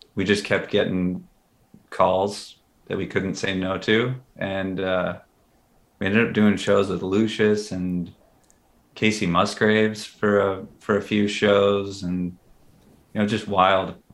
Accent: Minneapolis, Minnesota, United States; growing up in Minneapolis

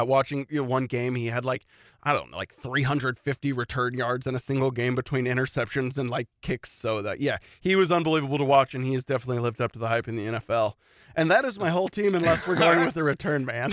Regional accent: Louisville, Kentucky, United States; I grew up in Louisville.

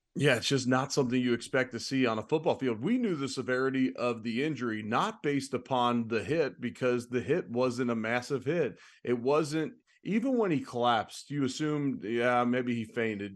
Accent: Cincinnati, Ohio, United States; moved away; I'm originally from Cincinnati.

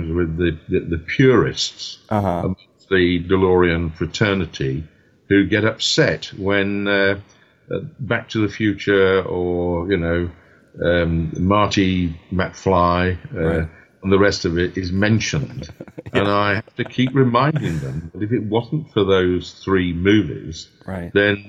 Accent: England, United Kingdom; also born or lived in Northern Ireland; I'm an Englishman

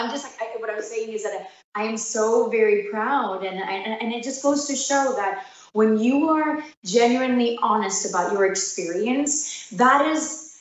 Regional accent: New York, United States; as being daughters of immigrants, even though we're from New York

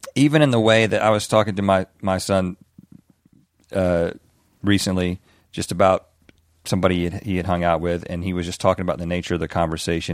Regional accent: the South, United States; growing up in the South

